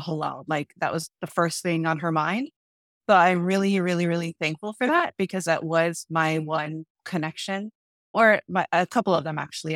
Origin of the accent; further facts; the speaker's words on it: San Diego, California, United States; also born or lived in Oahu; all of us were raised on the continent in San Diego